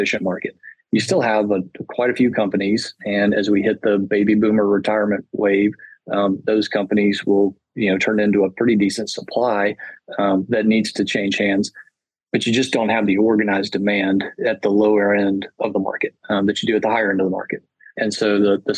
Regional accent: Chattanooga, Tennessee, United States; I'm a Chattanooga guy and I love my hometown

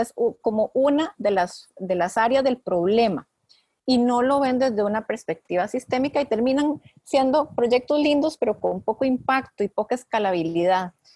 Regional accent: Costa Rica; mujeres nacidas y criadas en Costa Rica

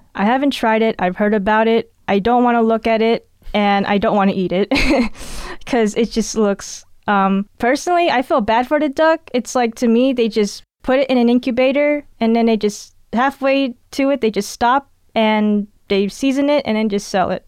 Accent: California, United States; I'm actually born and raised in California

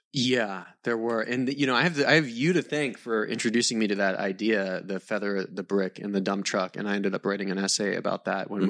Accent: Maryland, United States; I grew up in Maryland, um, mm. and kind of so, like a mix of like suburban Maryland, just uh, north of DC, so southern Maryland

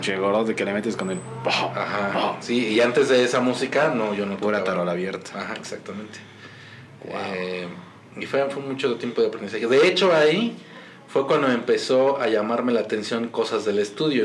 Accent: Mexico; also born or lived in Monterrey; aquí como mexicano

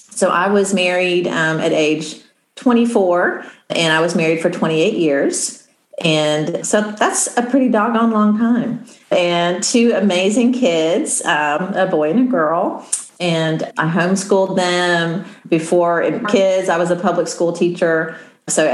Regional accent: Midwest, United States; I'm from the Midwest and I grew up with just a sort of a pull yourself up by your bootstraps mentality

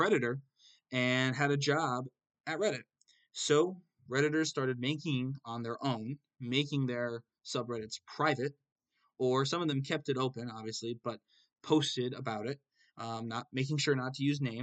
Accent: United States; I'm an American

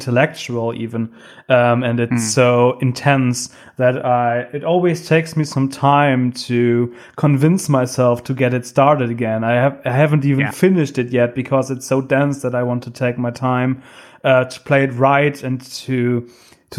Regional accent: Germany; I'm from Germany. I live near Cologne.

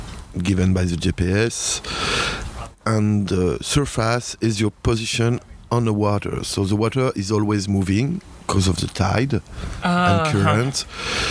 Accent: France; I'm coming from France

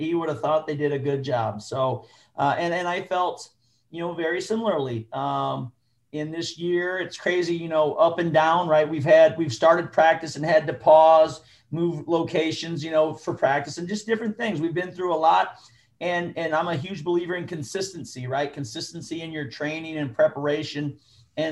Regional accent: Humboldt, Iowa, United States; moved away; where I grew up in Humboldt

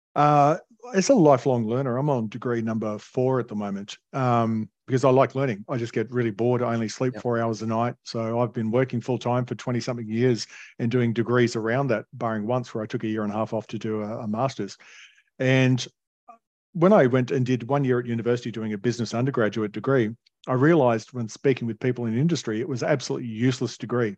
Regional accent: Alstonville, New South Wales, Australia; I grew up in Northern Rivers in a retirement village called Alstonville, which is between Ballina and Lismore

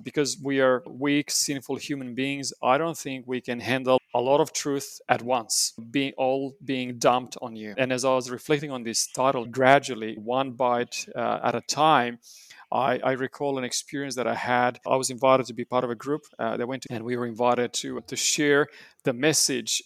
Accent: Romania; now in New South Wales, Australia; I was born and raised in Romania

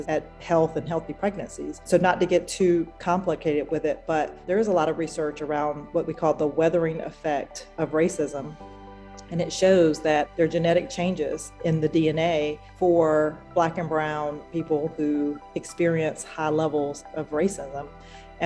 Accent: rural North Carolina, United States; I'm a Black woman who was born and raised in a rural part of North Carolina

